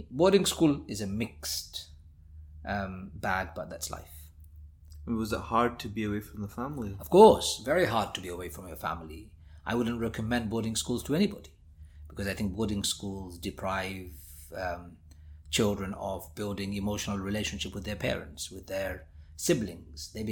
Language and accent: English; London, United Kingdom; so I was in the UK, growing up in the East End of London